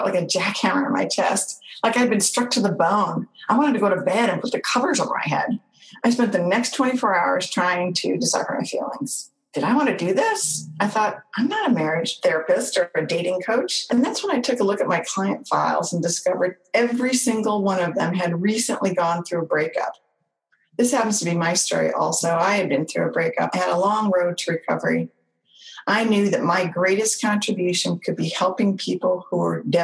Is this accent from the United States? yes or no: yes; Orange County, California, United States; moved away as an adult; my hometown, Orange County, California